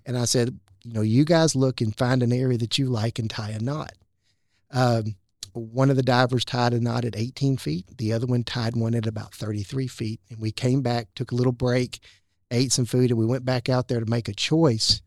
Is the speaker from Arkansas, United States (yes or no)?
yes; Hot Springs, Arkansas, United States; I grew up in Hot Springs